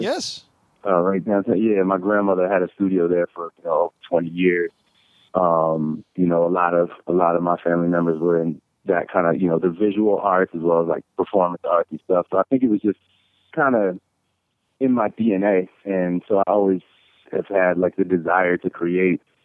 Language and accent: English; Northern Virginia, United States; also born or lived in Washington, D.C. / Stafford, Virginia / Fredericksburg, Virginia; I was born in D.C. and then we lived in Northern Virginia for for a little while, and then we ended up going kept going further south.